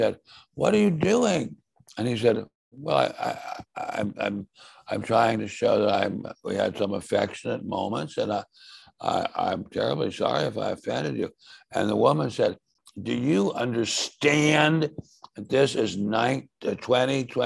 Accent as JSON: {"language": "English", "town": "Washington", "region": "District of Columbia", "country": "United States", "tie": "born or raised there", "said": "I grew up in Washington."}